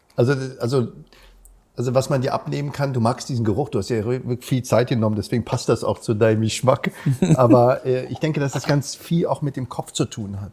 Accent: Berlin, Germany; Ich bin ja in Berliner geboren

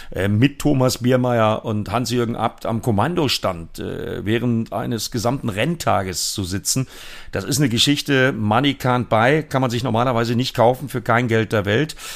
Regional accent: North Rhine-Westphalia, Germany; Das betrifft sowohl meine alte Heimat, die ja auch deine alte Heimat ist, Matthias, das Sauerland

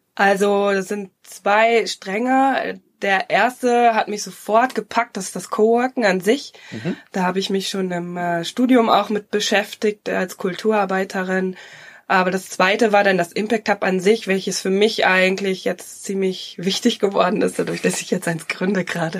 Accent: Emsland, Lower Saxony, Germany; also born or lived in Berlin / London / Zürich; now in Ruhr area, Germany; ich bin gebürtig äh, Emsländerin, ich komme aus Norddeutschland.

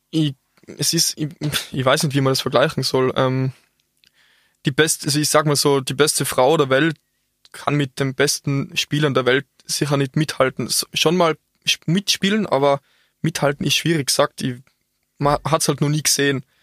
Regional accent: Austria; Und bei uns in Österreich ist es noch bisschen schwach mit Stillart.

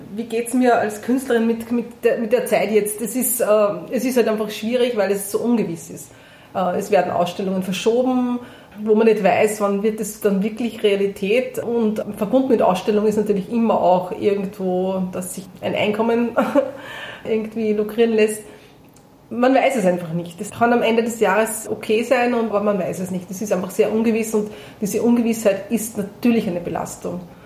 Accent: Prambachkirchen, Upper Austria, Austria; ich bin in Brambachkirchen geboren

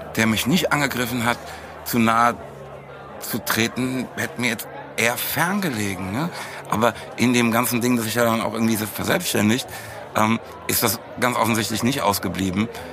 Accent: Frankfurt am Main, Hesse, Germany; als Frankfurter zum einen, aber auch sozusagen mit Rap aufgewachsen

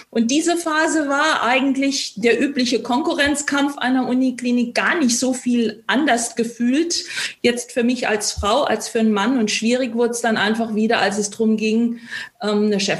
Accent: Saarland, Germany; Ich bin Saarländerin, habe dort studiert

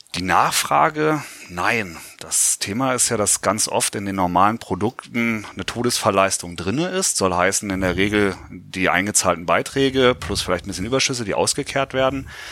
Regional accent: Göttingen, Lower Saxony, Germany; Ich komme aus Göttingen, wir haben da einen Erstliga-Club

